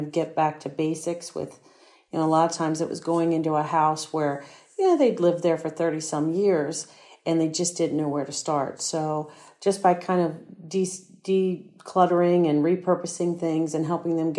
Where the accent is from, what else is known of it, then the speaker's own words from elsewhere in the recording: Prince George's County, Maryland, United States; I grew up in Prince George's County